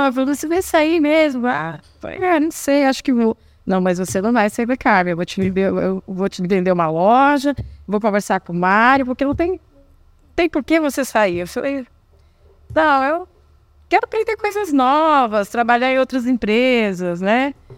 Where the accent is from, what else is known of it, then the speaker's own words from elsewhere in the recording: Paraná, Brazil; moved away as an adult; also born or lived in Rondônia / Acre; eu decidi voltar para o Paraná, porque eu sou do Paraná